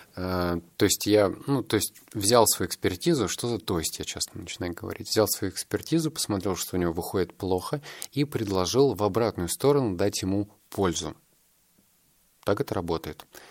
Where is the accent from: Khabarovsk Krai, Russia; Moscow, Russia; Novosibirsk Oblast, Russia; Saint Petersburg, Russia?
Novosibirsk Oblast, Russia; Novosibirsk; я воспитывался так в Новосибирске